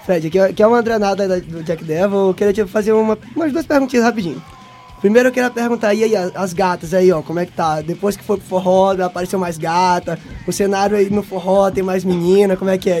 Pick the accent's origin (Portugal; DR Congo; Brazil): Brazil; São Luís, Maranhão; a gente é de São Luís do Maranhão, é do Nordeste ainda